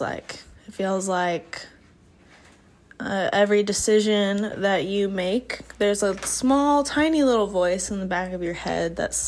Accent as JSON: {"language": "English", "region": "Midwest", "country": "United States", "tie": "born or raised there", "said": "growing up in the Midwest, in a very normal church"}